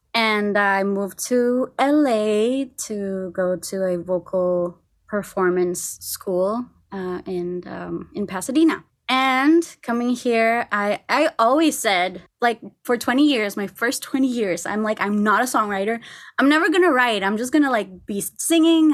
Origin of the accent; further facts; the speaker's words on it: Costa Rica; moved away as an adult; now in Los Angeles, United States; I'm from Costa Rica.